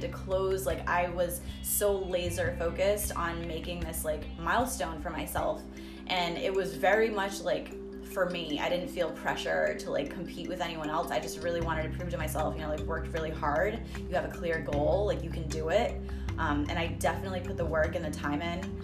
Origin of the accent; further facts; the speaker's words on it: Rhode Island, United States; moved away; it was like reintroducing um, myself to like my own hometown